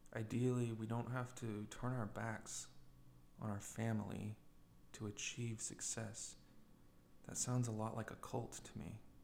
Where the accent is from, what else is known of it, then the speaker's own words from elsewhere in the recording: United States; being young, being American